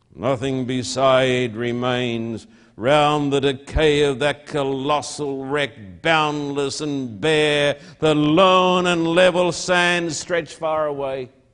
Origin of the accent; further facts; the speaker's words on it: Australia; now in United States; I'm an Australian